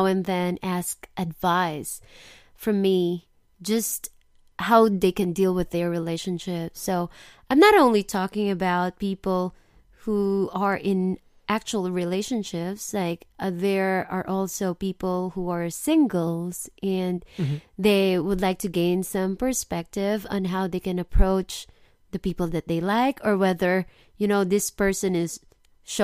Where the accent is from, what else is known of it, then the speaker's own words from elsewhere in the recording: Biñan, Calabarzon, Philippines; now in Osaka, Japan; I came from the Philippines, from a small suburb called Binyan